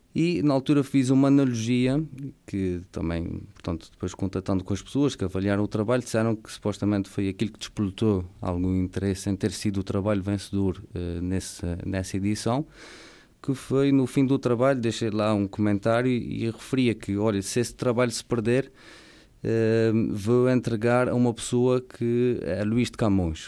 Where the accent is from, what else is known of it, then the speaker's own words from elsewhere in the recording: Ribeira Grande, Azores, Portugal; sou natural da Ribeira Seca, do Conselho da Ribeira Grande